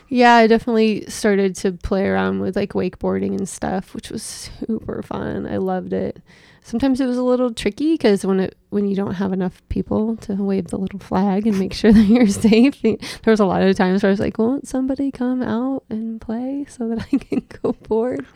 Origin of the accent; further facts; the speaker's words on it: Seattle, Washington, United States; also born or lived in Issaquah, Washington; I was born in Seattle and raised in the West Seattle area